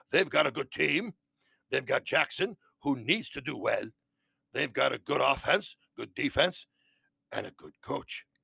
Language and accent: English; Wales, United Kingdom; Uh, I'm Welsh, you know.